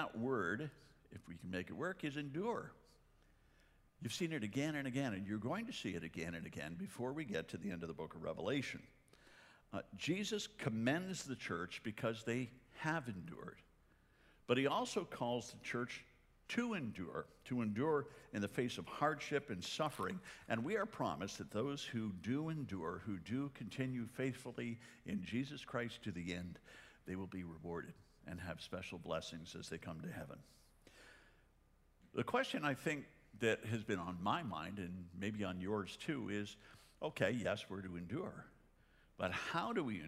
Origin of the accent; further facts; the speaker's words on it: Canada; moved away; I'm Canadian